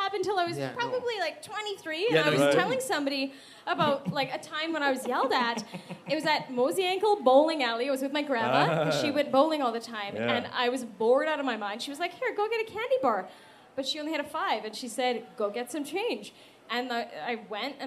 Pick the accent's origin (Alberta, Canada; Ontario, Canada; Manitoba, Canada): Manitoba, Canada; Winnipeg; we're from Winnipeg